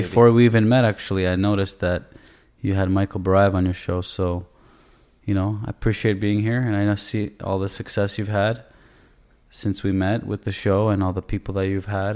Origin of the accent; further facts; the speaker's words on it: Toronto, Ontario, Canada; moved away as an adult; also born or lived in Israel; now in United States; I was born in Israel. Um, I moved to Canada early on, I would say, you know, around six years old. And I grew up in Toronto